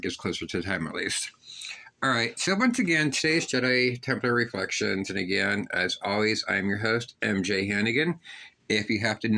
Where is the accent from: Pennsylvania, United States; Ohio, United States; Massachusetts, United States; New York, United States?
Pennsylvania, United States; Pittsburgh; When I was a child, I was raised in Northside, Pittsburgh